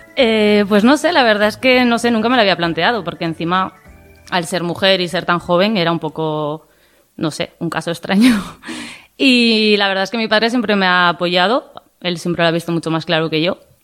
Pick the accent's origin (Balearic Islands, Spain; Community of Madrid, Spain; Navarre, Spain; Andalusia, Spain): Navarre, Spain; Tudela; tengo 28 años y soy de Tudela